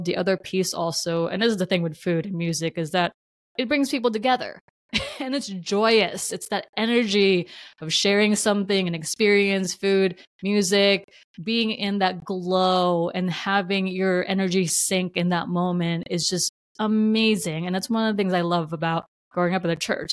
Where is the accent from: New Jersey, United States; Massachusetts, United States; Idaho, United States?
New Jersey, United States; moved away as an adult; now in West Coast, United States; I will always claim Jersey is my home state. I'm so proud to be from New Jersey. It's made me who I am.